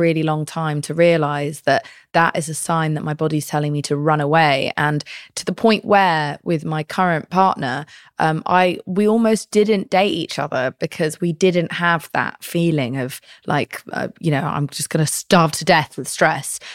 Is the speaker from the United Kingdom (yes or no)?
yes; United Kingdom; I'm British.